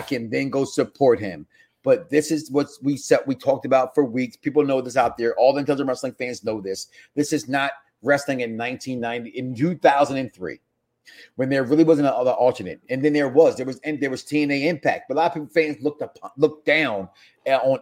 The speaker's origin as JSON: {"language": "English", "town": "Philadelphia", "region": "Pennsylvania", "country": "United States", "tie": "born or raised there", "also_born_or_lived": "Chicago, Illinois", "said": "I'm from Chicago and I was raised in Philadelphia"}